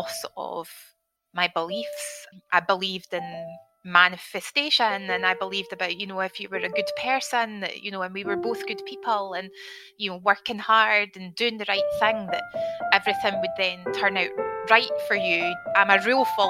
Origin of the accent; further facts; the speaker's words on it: Scotland, United Kingdom; I'm from Scotland